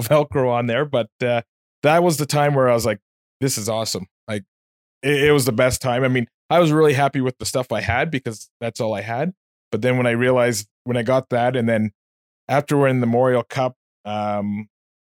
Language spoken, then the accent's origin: English; Nepean, Ontario, Canada; I grew up in Nepean